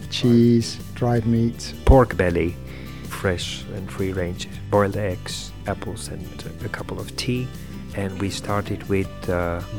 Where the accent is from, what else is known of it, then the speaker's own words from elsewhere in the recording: Slovenia; now in London, United Kingdom; I come from the Pava Valley, where I grew up, but uh, I've been living in and working in London for 26 years now.